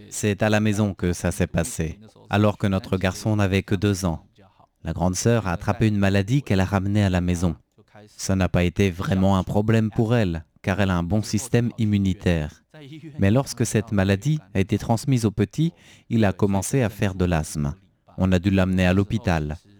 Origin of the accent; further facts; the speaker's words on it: Taipei, Taiwan; viens de euh, Taipei. Je suis un authentique euh, taipéien depuis la naissance